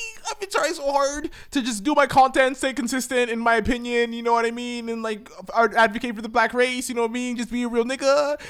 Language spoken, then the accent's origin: English; New York, United States; I'm from New York. I'm the king of New York.